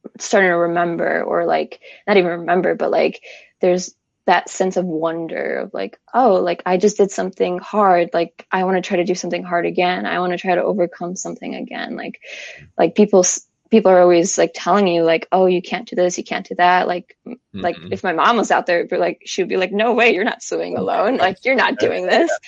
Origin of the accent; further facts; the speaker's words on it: Chicago, Illinois, United States; moved away; I'm from Chicago originally